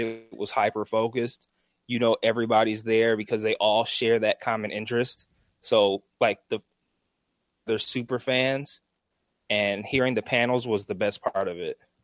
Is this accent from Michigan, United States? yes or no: yes; Detroit, Michigan, United States; I'm from Detroit